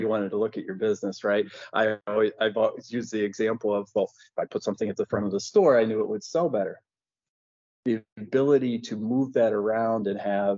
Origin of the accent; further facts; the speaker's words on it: Ohio, United States; I grew up in Ohio